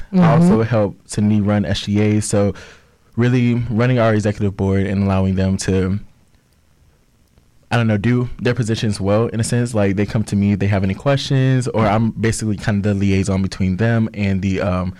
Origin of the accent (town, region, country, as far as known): Orlando, Florida, United States